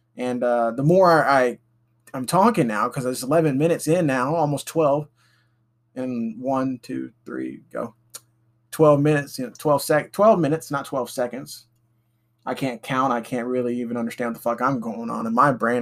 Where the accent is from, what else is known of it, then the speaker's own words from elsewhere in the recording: Alabama, United States; I'm from Alabama, still living here